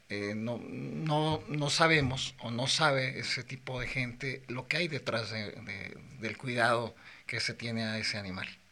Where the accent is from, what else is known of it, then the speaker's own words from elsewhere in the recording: Morelia, Michoacán, Mexico; Yo soy de Morelia, Michoacán